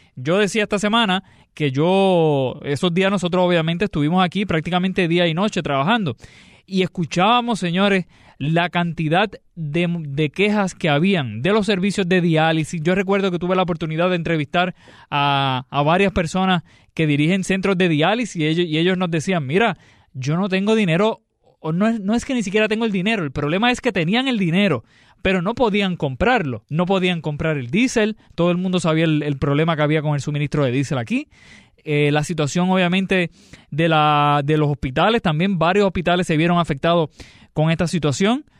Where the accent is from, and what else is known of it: Puerto Rico